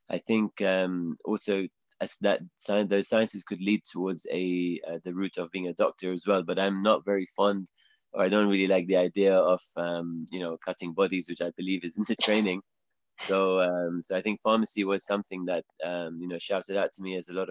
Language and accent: English; England, United Kingdom; I hope my I hope my accent is makes it clear that I, am from England.